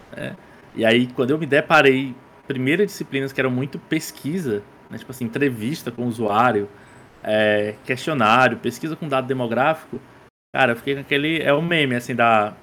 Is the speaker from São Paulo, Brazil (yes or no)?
no; Crateús, Ceará, Brazil; Eu sou cearense, é, nasci na cidade do interior do estado aqui chamada Crateus.